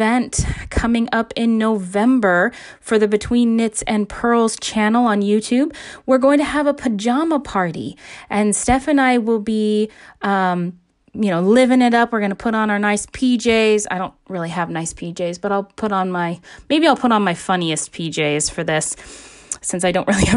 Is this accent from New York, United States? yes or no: no; Alaska, United States; my home state of Alaska